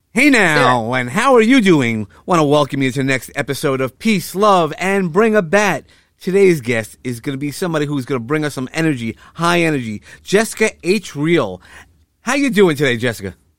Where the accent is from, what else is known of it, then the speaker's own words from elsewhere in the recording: New York City, New York, United States; in Sheepshead Bay where we you know where I grew up